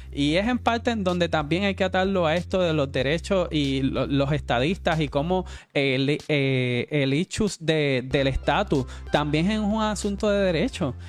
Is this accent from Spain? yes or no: no; Puerto Rico; los puertorriqueños como, como ciudadanos americanos